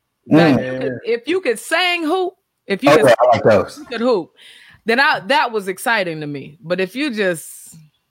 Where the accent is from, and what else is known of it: Greenville, South Carolina, United States; born or raised there; now in Atlanta, United States